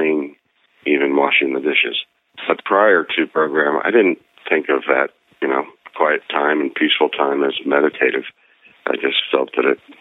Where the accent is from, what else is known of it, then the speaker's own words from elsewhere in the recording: then the Midwest, Pennsylvania, United States; moved away; growing up in Pennsylvania, then the Midwest